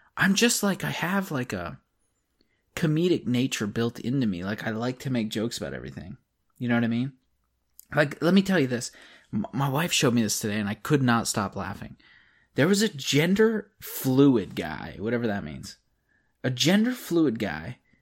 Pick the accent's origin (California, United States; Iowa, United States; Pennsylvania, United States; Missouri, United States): Pennsylvania, United States; I'm from Pennsylvania